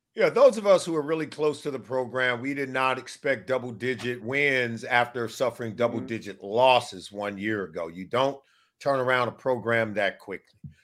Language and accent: English; Riverside, California, United States; I grew up in Southern mm. California, um, and I went to high school in Riverside, California